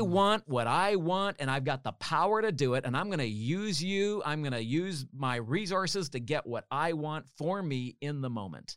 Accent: Canada; I'm a Canadian.

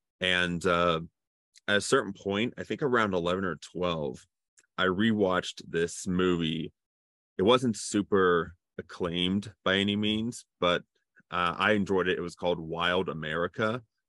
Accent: Cincinnati, Ohio, United States; also born or lived in North Carolina; So technically I was born in North Carolina, but I lived most of my life here in Cincinnati.

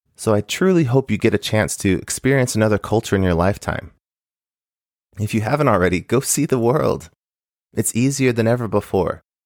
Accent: United States; also born or lived in Japan; growing up in the U S

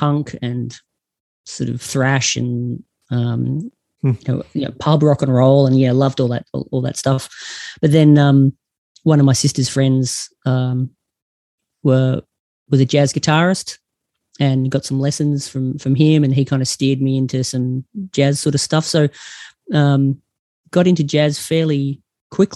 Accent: Geelong, Victoria, Australia; now in Perth, Australia; I grew up in Geelong

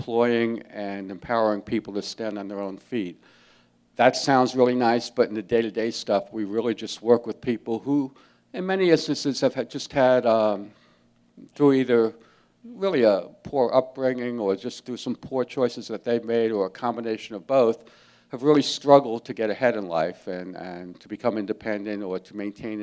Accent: Jersey City, New Jersey, United States; I grew up in Jersey City, New Jersey

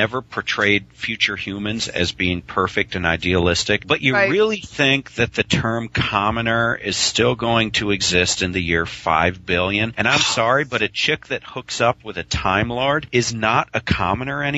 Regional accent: United States; As an American

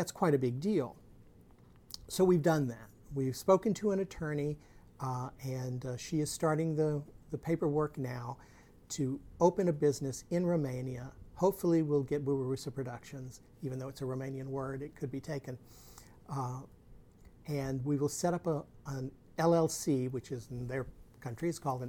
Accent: United States; now in Houston area, United States; as an American

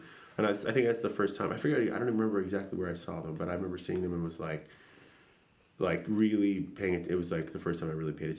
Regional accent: Maine, United States; also born or lived in San Pedro; when I moved to Maine when I was, like, eight and a half or so, went up from San Pedro

